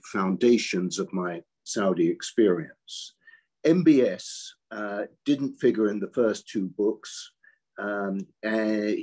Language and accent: English; United Kingdom; accent: British; moved away as an adult; now in Washington, United States; I've got a British accent. Yes, I was born in Britain. I came here, what is now in 2006, 15 years ago